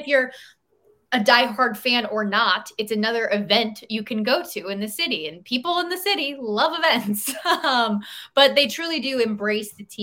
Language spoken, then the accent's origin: English; Las Vegas, Nevada, United States; moved away as an adult; I grew up in Vegas